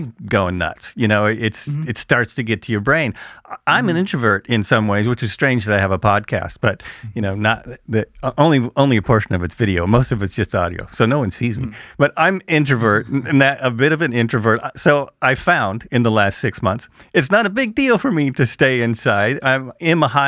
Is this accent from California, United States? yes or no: no; Oregon, United States; I'm from Oregon